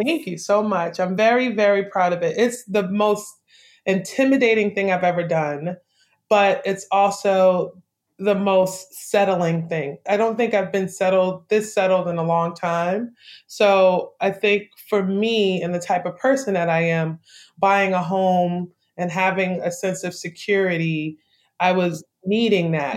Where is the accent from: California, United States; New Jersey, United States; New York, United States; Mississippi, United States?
New York, United States; New York City; moved away as an adult; also born or lived in Brooklyn, New York; now in Savannah, United States; I grew up in St. Albans and Queens Village, growing up and going through like junior high school and high school